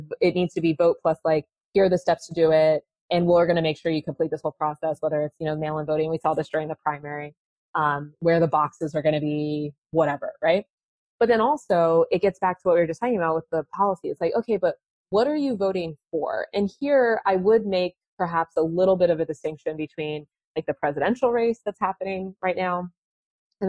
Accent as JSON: {"language": "English", "town": "Columbus", "region": "Ohio", "country": "United States", "tie": "born or raised there", "also_born_or_lived": "Washington", "said": "growing up in Columbus"}